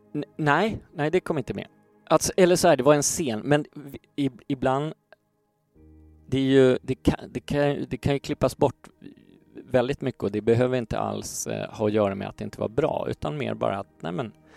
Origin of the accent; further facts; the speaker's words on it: Stockholm, Stockholm County, Sweden; jag växte upp i Gamla Enskede